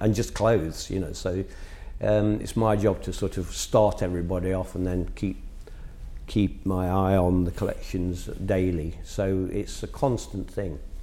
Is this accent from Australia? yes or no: no; Nottingham, East Midlands, United Kingdom; in a provincial town, which it was in my hometown of Nottingham